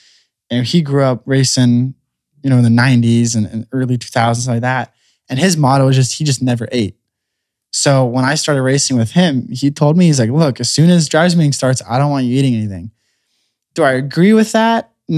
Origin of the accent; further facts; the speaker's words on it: California, United States; So when I grew up racing micros in California and midgets